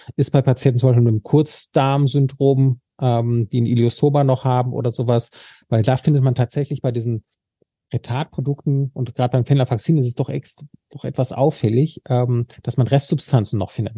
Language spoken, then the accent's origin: German; Sauerland, North Rhine-Westphalia, Germany; ich komme jetzt aus dem Sauerland